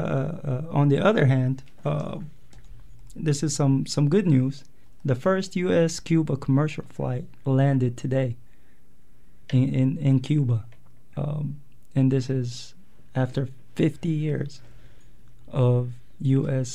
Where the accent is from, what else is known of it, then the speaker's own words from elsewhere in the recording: Yemen; moved away as an adult; also born or lived in Eritrea; now in United States; I'm from Eritrea. My parents are, at least. I was born and raised in Yemen